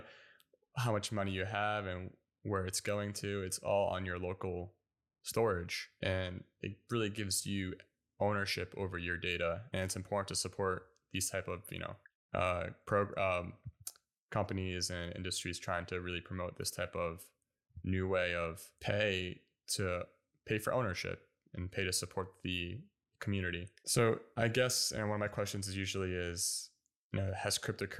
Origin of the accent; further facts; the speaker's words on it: United States; I grew up learning Turkish and Arabic, but I was born in the States